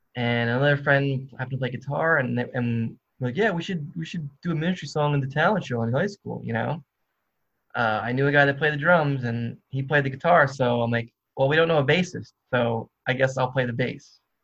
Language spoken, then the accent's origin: English; New Jersey, United States; moved away as an adult; now in Athens, United States; I was raised in New Jersey. I live in Athens, Georgia for the past four years